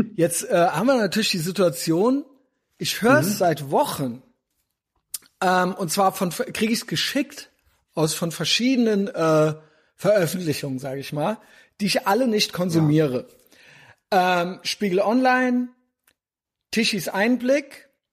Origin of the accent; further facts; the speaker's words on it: East Germany, Germany; als Ossi